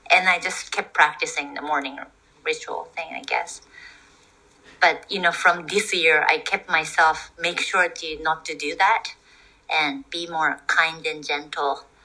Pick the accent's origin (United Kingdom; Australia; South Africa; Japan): Japan; English is a second language; moved away as an adult; also born or lived in Toronto